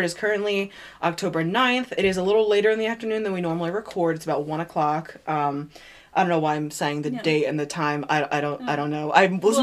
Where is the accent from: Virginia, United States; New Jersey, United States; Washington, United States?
New Jersey, United States; Lambertville; moved away; where I lived in New Jersey, my hometown, Lambertville